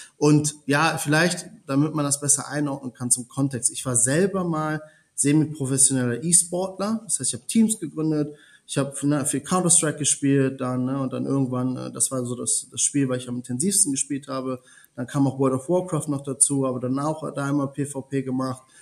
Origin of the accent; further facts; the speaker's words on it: Germany; also born or lived in Italy; gebürtiger Italiener, in Deutschland aufgewachsen